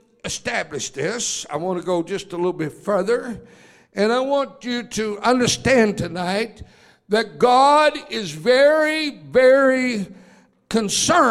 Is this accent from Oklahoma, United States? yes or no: yes; Oklahoma, United States; I was born and raised in Oklahoma